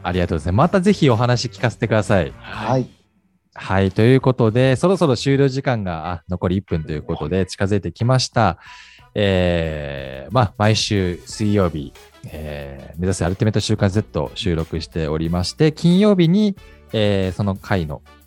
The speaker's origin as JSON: {"language": "Japanese", "region": "Hokkaido", "country": "Japan"}